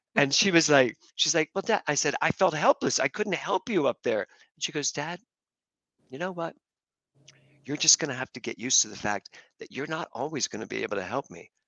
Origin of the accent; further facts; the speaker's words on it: Philadelphia, Pennsylvania, United States; I grew up in Philadelphia